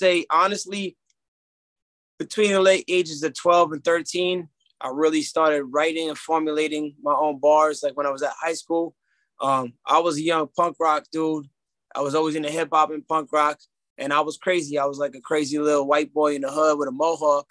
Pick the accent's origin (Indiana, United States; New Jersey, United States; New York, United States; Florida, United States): New Jersey, United States; Newark; also born or lived in Union, New Jersey / Irvington, New Jersey; Born and raised Union, Irvington, Newark, all around that area, around the tri-state area